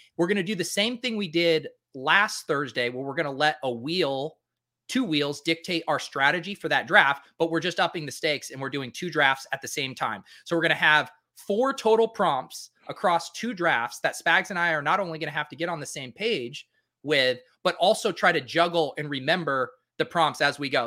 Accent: Denver, Colorado, United States; I, I grew up in Denver

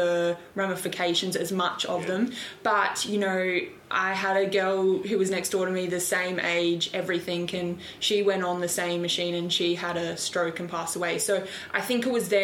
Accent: Adelaide, South Australia, Australia; moved away as an adult; now in Melbourne, Australia; I'm originally from Adelaide, so I live in Melbourne now

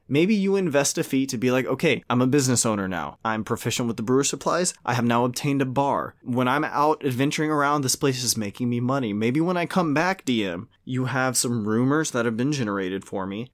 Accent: Louisiana, United States; I'm from Louisiana.

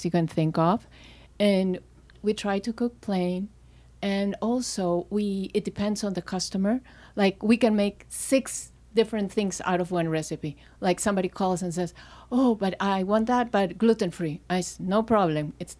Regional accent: Lima, Peru; moved away as an adult; also born or lived in London; I grew up in Peru, in Lima

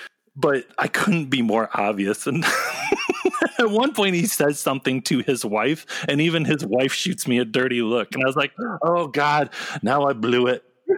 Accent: Ann Arbor, Michigan, United States; well, I grew up in Ann Arbor, Michigan, and I just like, oh, yeah!

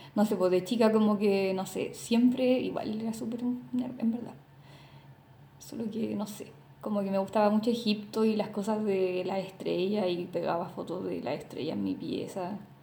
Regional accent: Talcahuano, Biobío, Chile; also born or lived in Concepción; yo nací en Conce, pero viví toda mi adolescencia, e infancia en Talcahuano

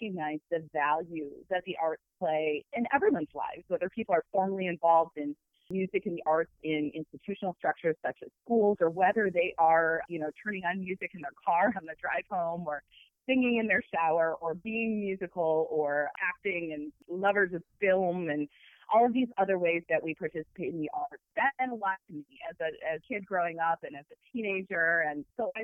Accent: Toledo, Ohio, United States; also born or lived in Michigan; now in Ann Arbor, United States; I grew up in Toledo, Ohio, which is not that far from U of M and from Ann Arbor

